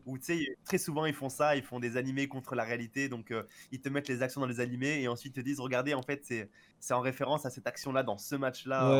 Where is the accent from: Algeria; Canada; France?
France; en tant que français